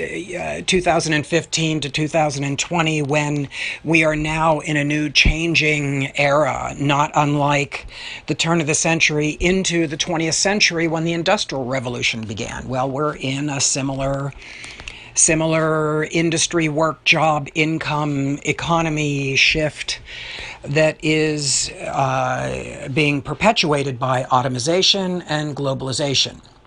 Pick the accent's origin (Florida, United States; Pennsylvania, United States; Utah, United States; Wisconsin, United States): Pennsylvania, United States; Pittsburgh; my hometown of Pittsburgh